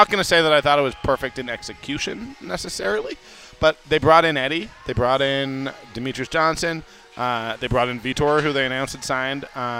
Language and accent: English; Canada; I'm Canadian.